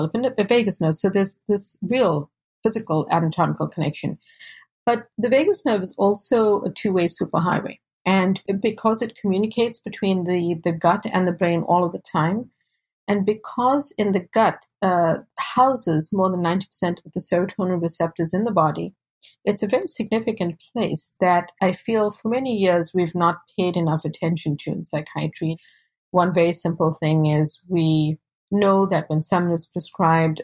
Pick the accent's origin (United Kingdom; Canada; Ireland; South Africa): South Africa; now in United States; I was born and raised in South Africa to South Asian parents and fourth generation.